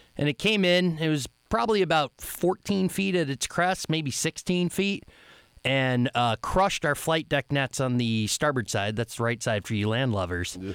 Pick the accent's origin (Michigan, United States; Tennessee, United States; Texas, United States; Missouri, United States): Michigan, United States; Upper Peninsula; I'm from the Upper Peninsula, Michigan